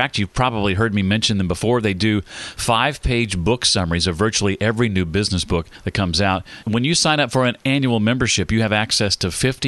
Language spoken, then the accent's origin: English; Indiana, United States; it's my home state